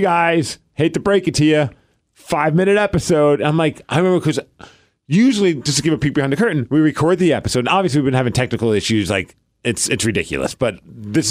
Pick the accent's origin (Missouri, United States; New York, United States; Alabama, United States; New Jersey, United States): New York, United States; New York City; moved away; I'm from Brooklyn